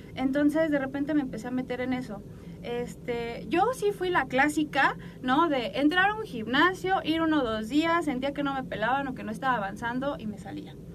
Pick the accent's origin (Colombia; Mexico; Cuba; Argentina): Mexico; como mexicanos nuestra cultura todavía más